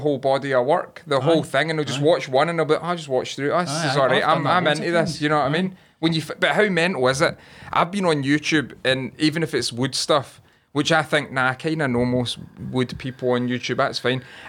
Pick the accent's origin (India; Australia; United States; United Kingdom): United Kingdom; Scotland